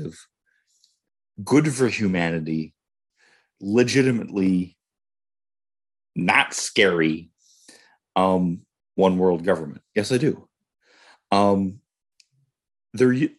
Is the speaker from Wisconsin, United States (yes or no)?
yes; Wisconsin, United States; I'm from Wisconsin